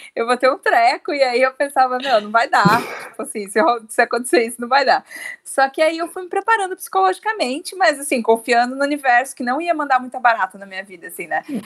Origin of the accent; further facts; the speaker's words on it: Brazil; nós como brasileiros